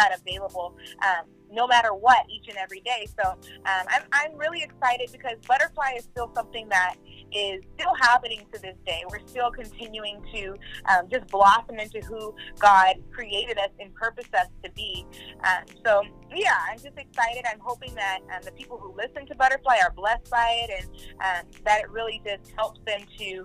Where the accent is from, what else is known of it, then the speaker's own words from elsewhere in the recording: Oakland, California, United States; moved away as an adult; also born or lived in Brentwood; when I got out of high school and I graduated, I moved to Brentwood and from Oakland